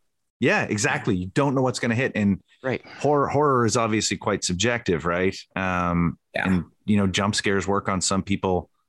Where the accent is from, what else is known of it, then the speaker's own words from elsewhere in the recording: Canada; But I'm from Canada, man.